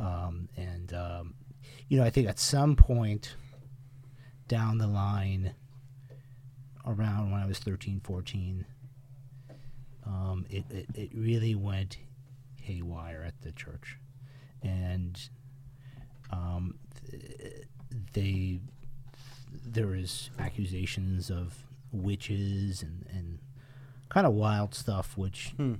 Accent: Windsor, Connecticut, United States; we were born and raised in Windsor, Connecticut one of the oldest towns in Connecticut

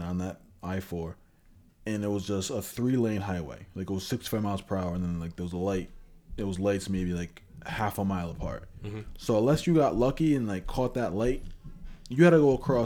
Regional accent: Rhode Island, United States

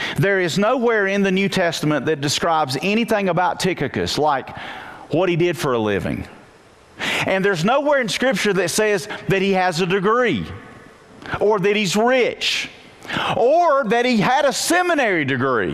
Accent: Wilkes County, North Carolina, United States; I'm a nobody from Wilkes County. I went to West Wilkes High School, graduated, went to Appalachian

